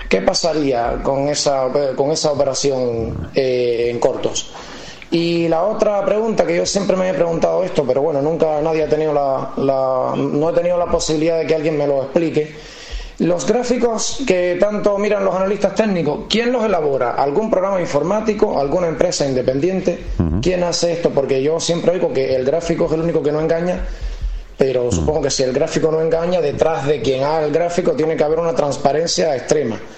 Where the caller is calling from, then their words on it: Madrid, Community of Madrid, Spain; Muy buenas tardes, Fernando. Soy … de Madrid.